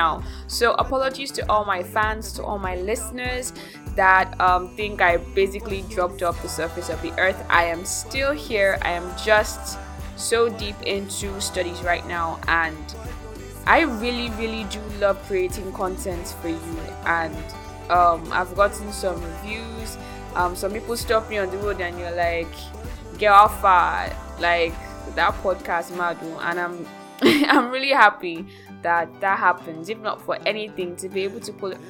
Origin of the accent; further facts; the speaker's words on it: Nigeria; your host from Nigeria, West Africa